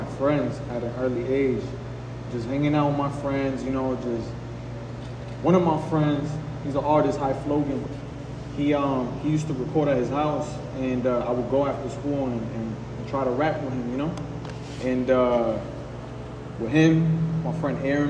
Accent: Hartford, Connecticut, United States; also born or lived in Puerto Rico; I'm an artist, independent artist out of Hartford, Connecticut

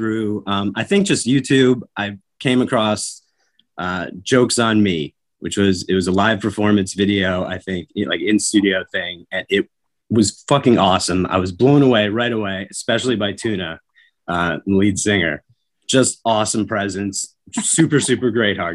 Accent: Vermont, United States; moved away; I grew up in Vermont

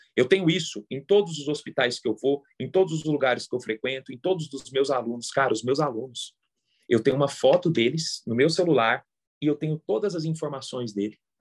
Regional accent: Goiânia, Goiás, Brazil; moved away as an adult; also born or lived in Brasília; eu sou de Goiânia e passei em Brasília

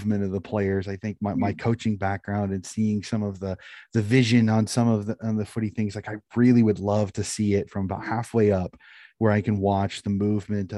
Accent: United States; being an American

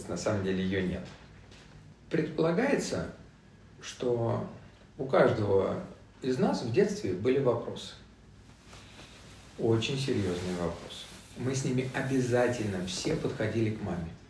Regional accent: Vietnam; born there; я родился во Вьетнаме в 62 году

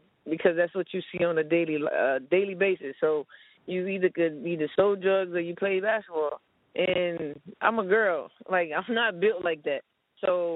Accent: Miami, Florida, United States; I grew up in Miami, you know, small town in Miami called New City.

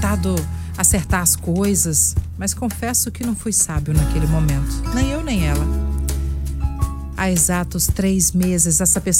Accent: Vila Velha, Espírito Santo, Brazil; Eu sou de Vila Velha e ela é de Viana.

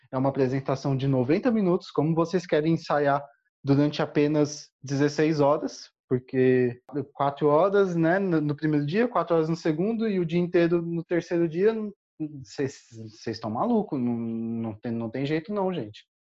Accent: Jundiaí, São Paulo, Brazil; also born or lived in Viçosa, Brazil; Apesar de eu ter feito parte da ABU Viçosa na zona da Mata Mineira, eu sou de Jundiaí, São Paulo.

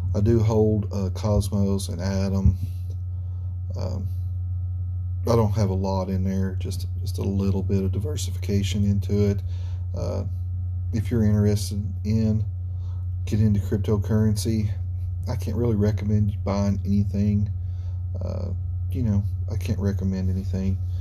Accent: United States; as an American, a red blood American

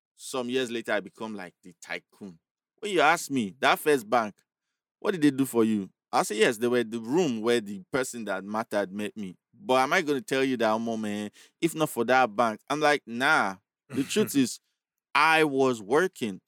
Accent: Agege, Lagos, Nigeria; I was this guy from Agege.

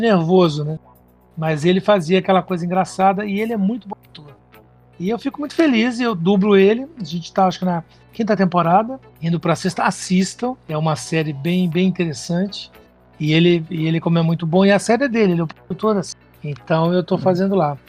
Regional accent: Minas Gerais, Brazil; moved away as an adult; now in São Paulo, Brazil; Eu vim pra cá com 18 anos.

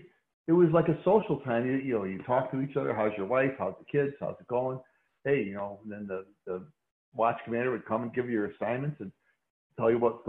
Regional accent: Chicago, Illinois, United States; Chicago's a city of neighborhoods, an ethnic neighborhood. And I grew up near the Stockyards when they were still operating, in an old Polish neighborhood, Lithuanian neighborhood

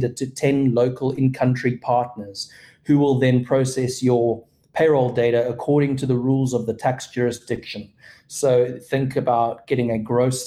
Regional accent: Cape Town, Western Cape, South Africa; moved away as an adult; now in Texas, United States; I'm originally from Cape Town, South Africa. I've been living in Texas now for about 5.5 years

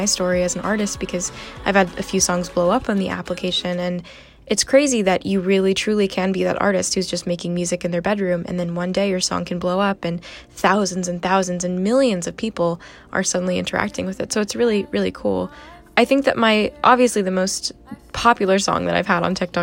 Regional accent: United States; being Chinese American

